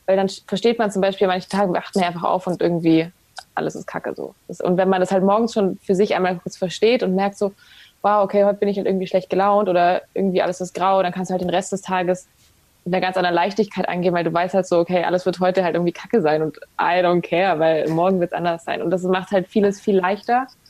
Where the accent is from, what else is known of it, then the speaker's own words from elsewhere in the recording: Ravensburg, Baden-Württemberg, Germany; also born or lived in Hamburg; now in Berlin, Germany; Ich komme ja eigentlich auch aus dem Süden, also aus Ravensburg, Schwabeländle. Ähm, war dann lange in Hamburg und bin jetzt nach Berlin